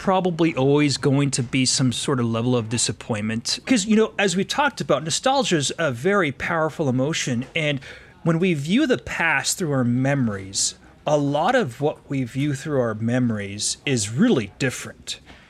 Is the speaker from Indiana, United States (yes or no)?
no; Denver, Colorado, United States; especially an iconic thing like this that is such a compass for a child's memory, you know, growing up in Denver